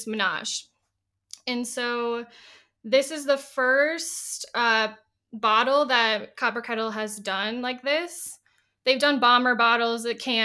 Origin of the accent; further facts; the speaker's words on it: Minneapolis, Minnesota, United States; I'm from the Twin Cities, Minnesota